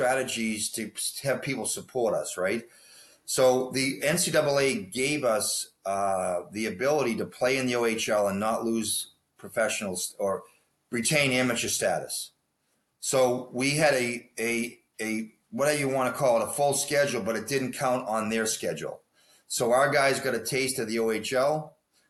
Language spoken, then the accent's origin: English; Boston, Massachusetts, United States; moved away; I'm from Boston